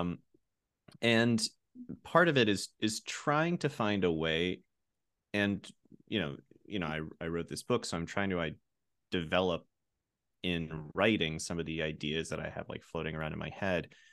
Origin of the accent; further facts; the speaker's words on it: rural Pennsylvania, United States; I grew up in Pennsylvania, and I grew up around, in, in rural Pennsylvania